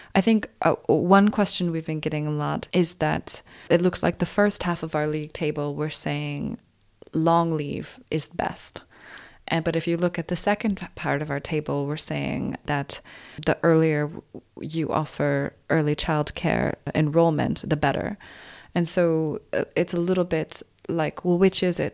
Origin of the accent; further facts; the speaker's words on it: United States; as an American